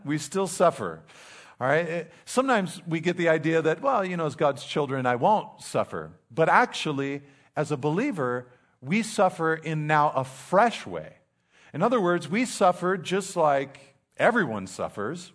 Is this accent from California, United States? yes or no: yes; Pacific Grove, California, United States; also born or lived in Monterey Peninsula; I grew up in Pacific Grove, very tough, very tough, the mean streets of Pacific Grove.